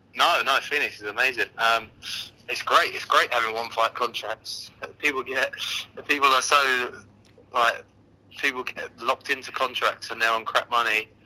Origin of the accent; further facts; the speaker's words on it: London, United Kingdom; being a Londoner